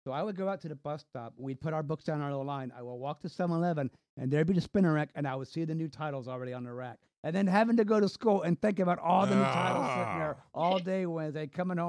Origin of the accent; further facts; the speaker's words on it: Virginia, United States; also born or lived in North Carolina; So I was born in North Carolina. We moved up here to Virginia.